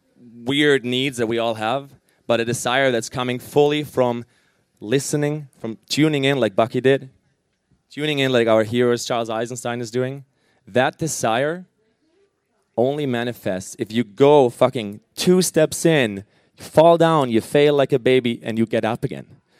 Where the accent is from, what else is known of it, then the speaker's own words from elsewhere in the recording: Germany; moved away; I'm originally from Germany